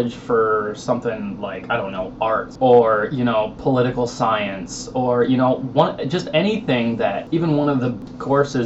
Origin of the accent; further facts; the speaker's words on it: Minnesota, United States; moved away; also born or lived in Oklahoma; I was born and raised in Minnesota. However, I moved to Oklahoma. I went to high school in Oklahoma